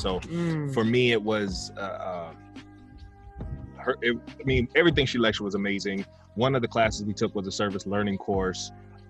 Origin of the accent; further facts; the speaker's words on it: San Bernardino, California, United States; I'm from San Bernardino.